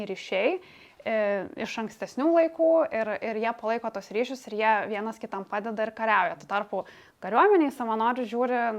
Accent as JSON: {"language": "Lithuanian", "country": "Lithuania", "said": "tokie kaip mes iš Lietuvos"}